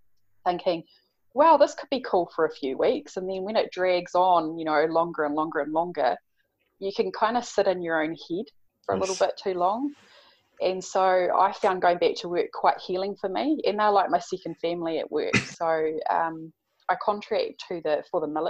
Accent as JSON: {"language": "English", "town": "Napier", "region": "Hawke's Bay", "country": "New Zealand", "tie": "born or raised there", "moved": "yes", "said": "Hawke's Bay, which is where I'm from Napier"}